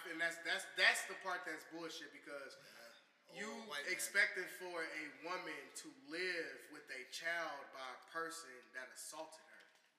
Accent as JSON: {"language": "English", "town": "Champaign", "region": "Illinois", "country": "United States", "lives_now": "Urbana, United States", "said": "I'm from Champaign."}